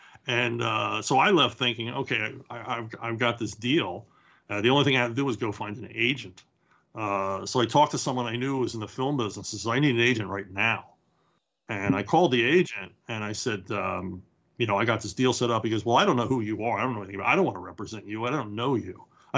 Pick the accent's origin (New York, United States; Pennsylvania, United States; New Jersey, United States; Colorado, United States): Pennsylvania, United States; Philadelphia; now in Florida, United States; we're both from Philadelphia.